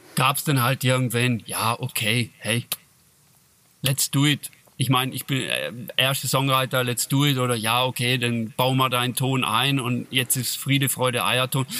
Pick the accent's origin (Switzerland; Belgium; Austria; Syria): Switzerland; accent: Swiss German; bei uns in Schweizerdeutsch